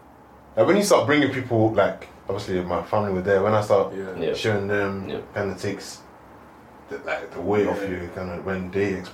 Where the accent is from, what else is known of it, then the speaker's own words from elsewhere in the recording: United Kingdom; accent: British; I'm just there speaking my British accent, like, just speaking it, because I want everyone to hear that I'm from here, fam.